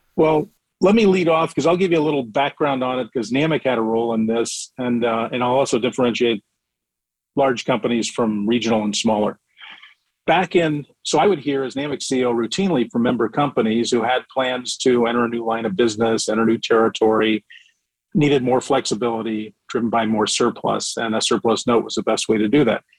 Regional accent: Indiana, United States; moved away as an adult; also born or lived in Washington, D.C.; I'm from Indiana originally

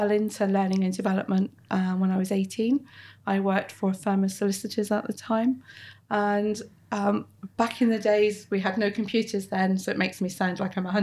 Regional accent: Plymouth, South West England, United Kingdom; moved away as an adult; also born or lived in Bristol; now in Plymouth, United Kingdom; So I grew up in Plymouth, uh, very much part of a middle class family.

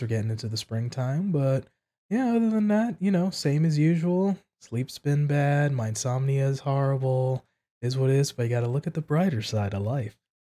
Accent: East Coast of the United States, United States; moved away; I'm originally from the East Coast of the United States

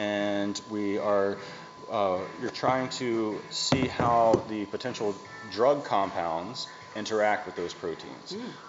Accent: Tennessee, United States; now in Connecticut, United States

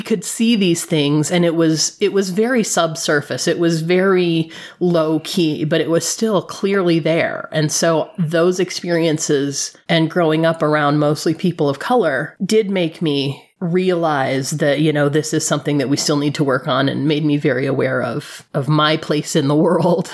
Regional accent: Flint, Michigan, United States; moved away; I grew up in Flint, Michigan

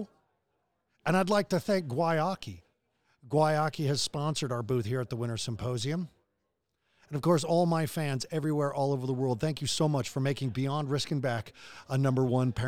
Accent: Colorado, United States; Growing up in Colorado, I love it here

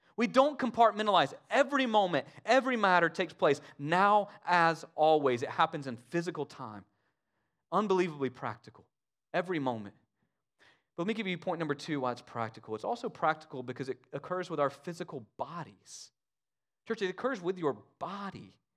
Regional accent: United States; us as American Christians

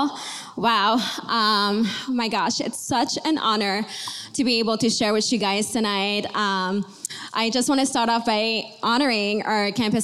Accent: Montreal, Quebec, Canada; I was born and raised in Montreal, Canada.

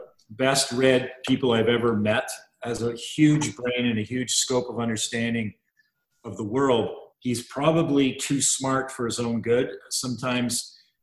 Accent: Montreal, Quebec, Canada; moved away as an adult; also born or lived in Vancouver / Kingston / Oakville / London; I was born in Vancouver and we moved at an early age, like 7, to Montreal. Oh, and I lived in Montreal till I was about 20

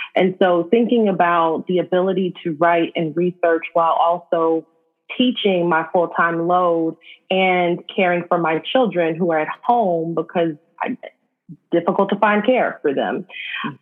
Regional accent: Los Angeles, California, United States; I grew up in South

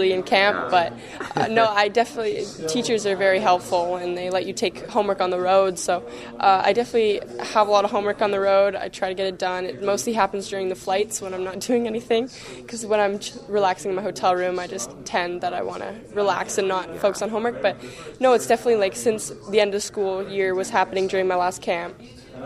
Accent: Chilliwack, British Columbia, Canada; also born or lived in Burnaby; leaving the West Coast and leaving my family and my hometown for the first time

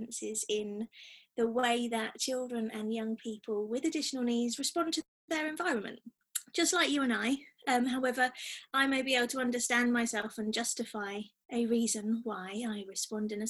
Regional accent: Devon, South West England, United Kingdom; moved away as an adult; also born or lived in London; now in Sheffield, United Kingdom; I'm originally from Devon

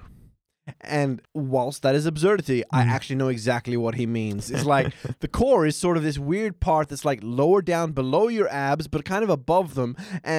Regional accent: Australia; as an Australian

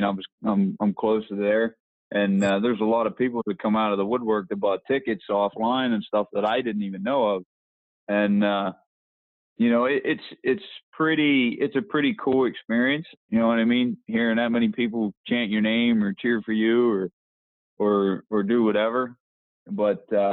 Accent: Petersburg, Pennsylvania, United States; I'm from Petersburg

